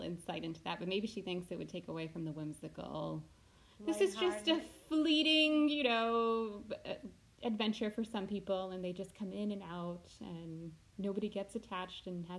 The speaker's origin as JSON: {"language": "English", "country": "United States", "said": "Oh, well, I'm American"}